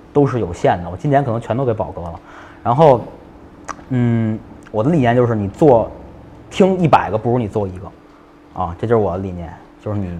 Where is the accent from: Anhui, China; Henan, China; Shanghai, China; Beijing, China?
Beijing, China; 我是一个北京人，我基本很少出北京